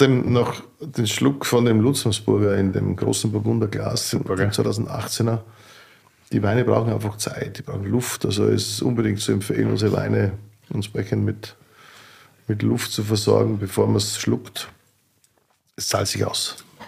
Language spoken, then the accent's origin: German; Burgenland, Austria; bei uns in Burgenland